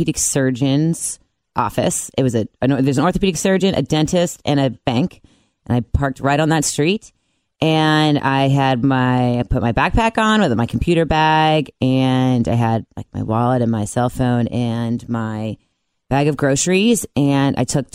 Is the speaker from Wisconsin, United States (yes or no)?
no; Cincinnati, Ohio, United States; moved away as an adult; also born or lived in Mount Lookout, Cincinnati / North Carolina / South Carolina / Colorado; I'm originally from the West Side.